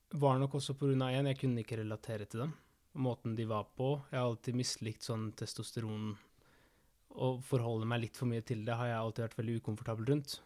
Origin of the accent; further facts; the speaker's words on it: Argentina; now in Norway; fetteren min i Argentina, der jeg er fra